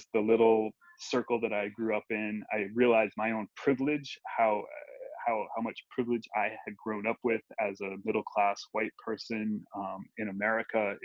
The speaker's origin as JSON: {"language": "English", "region": "Ohio", "country": "United States", "tie": "born or raised there", "moved": "as an adult", "lives_now": "Guatemala", "said": "someone who grew up right where I did"}